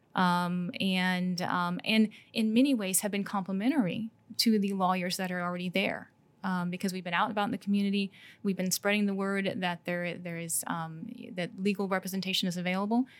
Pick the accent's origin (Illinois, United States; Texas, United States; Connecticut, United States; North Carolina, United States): Illinois, United States; Downs; I grew up side, just outside of Downs